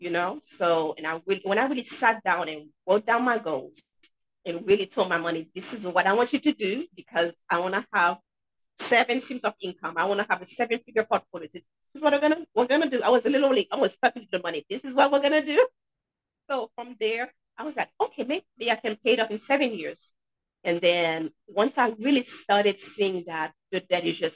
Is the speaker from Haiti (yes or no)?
yes; Haiti; now in New Hampshire, United States; I'm sure you guys can hear an accent. And yes, I'm from Haiti, but I'm in New Hampshire.